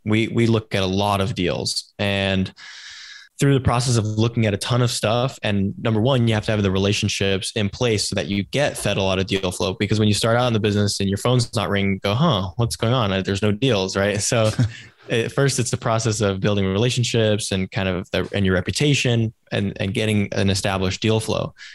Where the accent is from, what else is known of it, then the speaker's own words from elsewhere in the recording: Silicon Valley, California, United States; I grew up in Silicon Valley